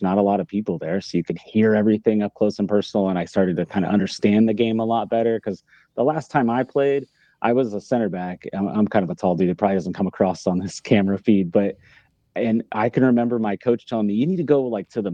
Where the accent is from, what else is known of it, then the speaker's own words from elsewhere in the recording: Sedalia, Missouri, United States; also born or lived in Arizona; now in Kansas City, United States; I'm actually from Sedalia